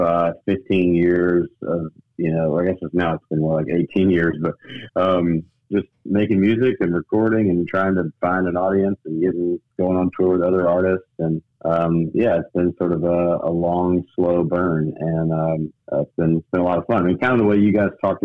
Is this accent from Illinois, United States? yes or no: no; Memphis, Tennessee, United States; also born or lived in Knoxville, Tennessee / Nashville, Tennessee; I moved back home to Memphis, my hometown.